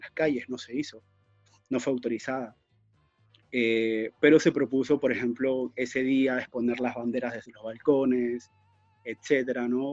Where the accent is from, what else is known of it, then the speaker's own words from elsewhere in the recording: Trujillo, La Libertad, Peru; now in Europe; Siendo trujillano